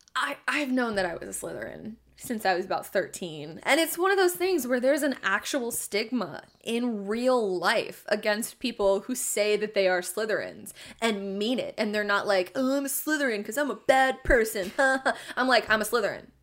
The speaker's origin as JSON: {"language": "English", "region": "Oregon", "country": "United States", "said": "I'm from Oregon"}